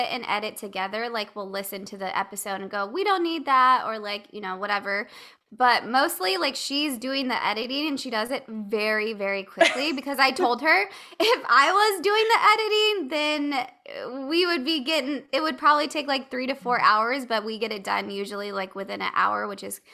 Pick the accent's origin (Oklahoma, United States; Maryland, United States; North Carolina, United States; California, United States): California, United States; I'm from California